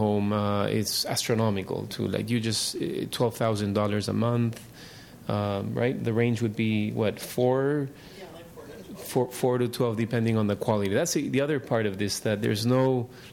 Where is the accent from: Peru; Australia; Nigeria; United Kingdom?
Peru; moved away as an adult; now in San Francisco, United States; I grew up in Peru